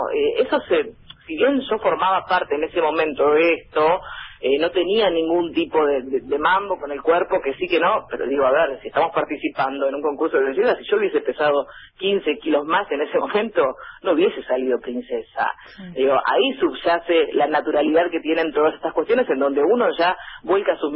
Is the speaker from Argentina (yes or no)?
yes; General, Río Negro, Argentina; moved away as an adult; now in Bahía Blanca, Argentina; con General ella de donde soy yo, tiene 6.000 habitantes